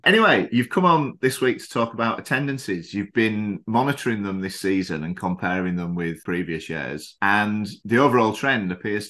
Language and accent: English; England, United Kingdom; moved away as an adult; now in Thailand; When I was growing up in England